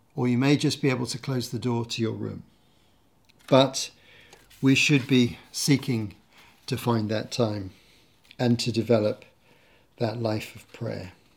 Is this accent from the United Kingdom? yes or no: yes; United Kingdom; my home country. the U K